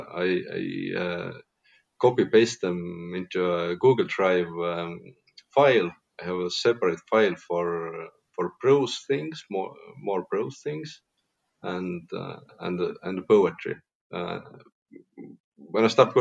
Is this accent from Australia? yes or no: no; Tartu, Tartu County, Estonia; my hometown, Tartu